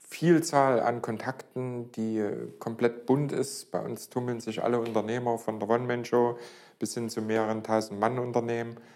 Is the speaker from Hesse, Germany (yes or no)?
no; Leipzig, Saxony, Germany; Äh, bin gebürtiger Leipziger und ja, seit 1990 selbstständig